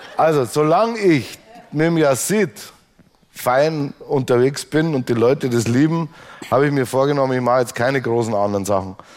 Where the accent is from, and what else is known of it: Straubing, Bavaria, Germany; born or raised there; moved away